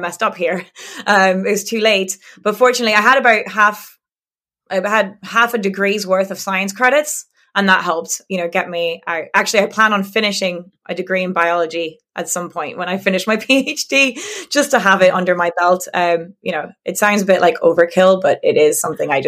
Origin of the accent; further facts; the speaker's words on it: France; English is a second language; the English Channel uh, side mm-hmm. and um or what we call La Manche because uh, we're not we're not English mm-hmm. um and um yeah I grew up there